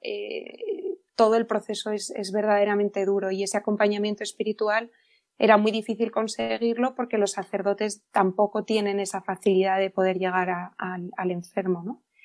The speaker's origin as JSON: {"language": "Spanish", "town": "Madrid", "region": "Community of Madrid", "country": "Spain", "said": "yo soy de Madrid"}